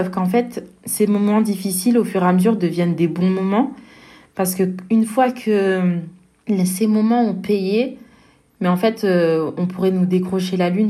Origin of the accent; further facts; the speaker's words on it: France; je dis pas ça parce que je suis française, mais ce tournoi, il, vaut le détour.